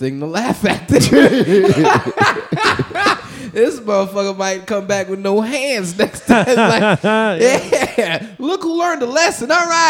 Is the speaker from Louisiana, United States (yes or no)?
yes; New Orleans, Louisiana, United States; moved away as an adult; now in Houston, United States; I'm a nigga from New Orleans, man.